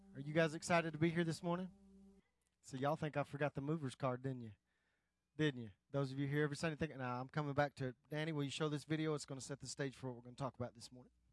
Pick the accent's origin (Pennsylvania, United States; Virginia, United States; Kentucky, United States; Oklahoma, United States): Oklahoma, United States; West; moved away; I grew up in a little bitty town, West Oklahoma